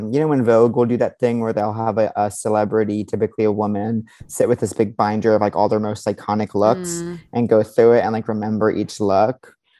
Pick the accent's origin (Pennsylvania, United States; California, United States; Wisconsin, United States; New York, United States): New York, United States; Long Island; I grew up on Long Island.